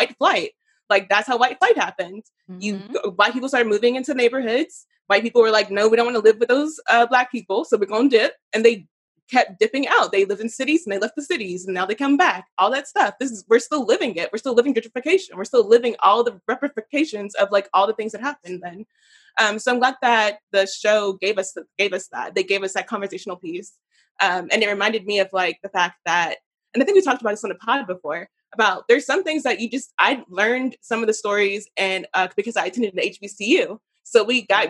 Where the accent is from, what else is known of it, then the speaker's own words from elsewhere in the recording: the South, United States; I grew up in the South